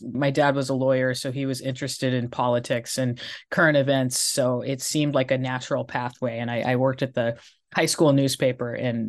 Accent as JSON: {"language": "English", "town": "Corvallis", "region": "Oregon", "country": "United States", "tie": "born or raised there", "also_born_or_lived": "Spokane, Washington / Boise, Idaho", "moved": "as an adult", "lives_now": "Southern California, United States", "said": "I grew up in Corvallis, Oregon. So we read the Corvallis Gazette Times and the Oregonian."}